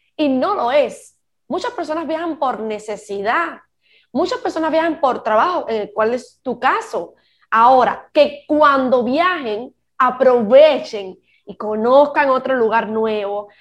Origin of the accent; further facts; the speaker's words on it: Cuba; moved away; Yo soy cubana y yo no vivo en Cuba